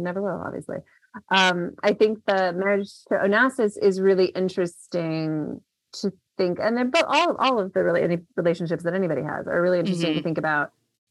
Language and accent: English; Memphis, Tennessee, United States; born there; also born or lived in Mississippi / Chicago / London; now in Washington, D.C., United States; I'm originally from the South. I was born in Memphis and we moved around a lot when I was a kid, went to undergrad in Mississippi, grad school in Chicago, and then got my PhD in London.